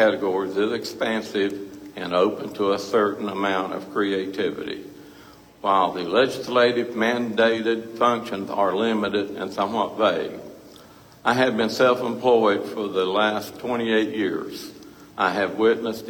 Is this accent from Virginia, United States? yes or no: yes; Dickenson County, Virginia, United States; now in Washington County, Virginia, United States; I'm originally from Dixon County, Virginia, and have resided in Washington County since 1991